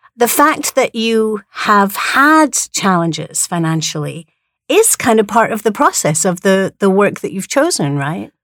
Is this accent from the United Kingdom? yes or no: yes; Edinburgh, Scotland, United Kingdom; now in Hawaii, United States; I come from Edinburgh, where we have the biggest international arts festival in the world